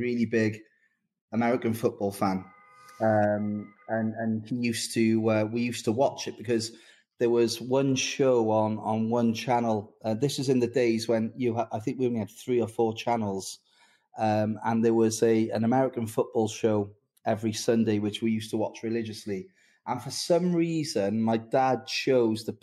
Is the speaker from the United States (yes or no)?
no; Newport, Wales, United Kingdom; my hometown of Newport.